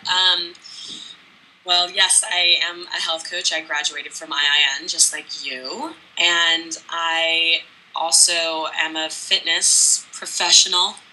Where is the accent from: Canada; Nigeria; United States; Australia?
United States; New York; moved away as an adult; now in Los Angeles, United States; I am from New York